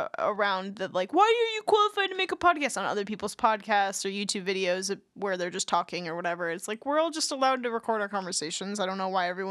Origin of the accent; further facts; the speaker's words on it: California, Wisconsin, United States; California, Wisconsin, my hometown